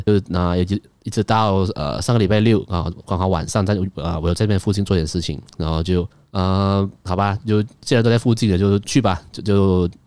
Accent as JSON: {"language": "Chinese", "region": "Kuala Lumpur", "country": "Malaysia", "tie": "born or raised there", "said": "我身为一个，呃，在城市长大的小孩"}